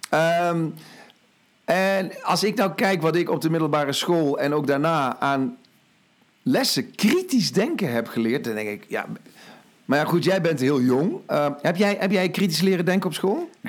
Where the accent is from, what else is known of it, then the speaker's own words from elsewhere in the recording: Limburg, Netherlands; Overigens, ik kom uit Limburg, hè?